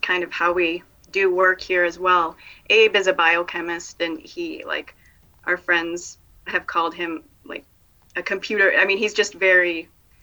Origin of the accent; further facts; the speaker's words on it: Iowa, United States; moved away as an adult; also born or lived in Chicago; in Iowa, it's like Great Plains